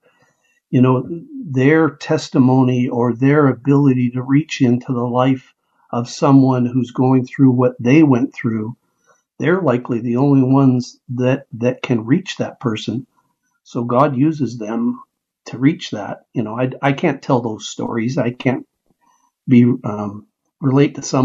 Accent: Canada; moved away as an adult; now in United States; I was and still am Canadian

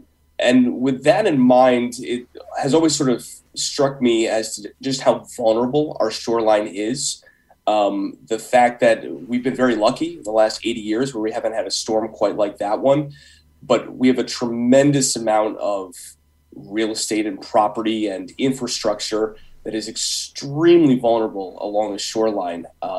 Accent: Guilford, Connecticut, United States; so I grew up in Guilford, and obviously when you grow up there, you spend a lot of time down by the water.

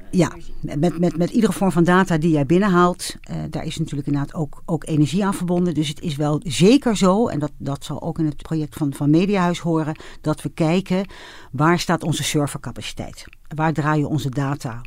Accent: Netherlands; ik ben wel een echte Hollander

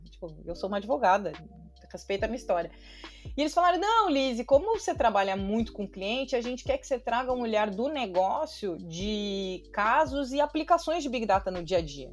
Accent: Pelotas, Rio Grande do Sul, Brazil; accent: gaúcho; moved away; eu fui nascida e criada no interior do Rio Grande do Sul, numa cidade de 400 mil habitantes que chama Pelotas

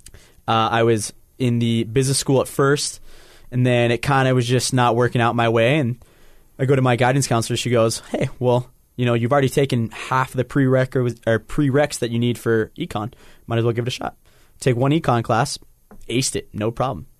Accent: Salt Lake City, Utah, United States; I'm from Salt Lake City, born here

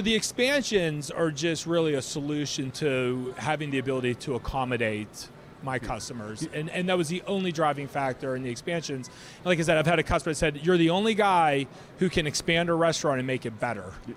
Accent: Ambridge, Pennsylvania, United States; I grew up in Ambridge

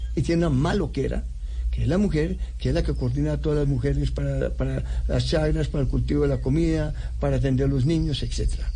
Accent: Bogotá, Colombia; also born or lived in United States / Europe; Así llegamos y vivimos, yo viví eh, hasta los 19 años dentro del campus

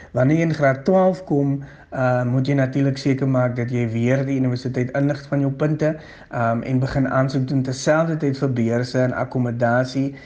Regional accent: Eerste River, Western Cape, South Africa; ek is oorspronklik van Kleinvlei Eerste Rivier. Dit is waar ek gebore is en grootgeword

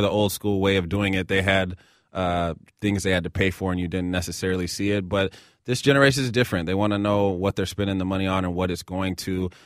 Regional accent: Seattle, Washington, United States; now in Minneapolis, United States; I grew up in Seattle. I live here in Minneapolis.

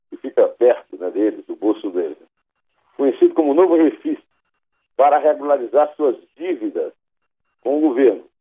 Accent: Iraúna, Brazil; born there; Eu nasci em Iraúna, cujo primeiro nome era Belém do Arrojado, mas é bem longe de lá.

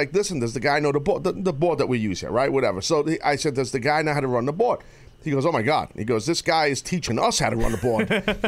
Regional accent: United States; as an American and here in the United States of America

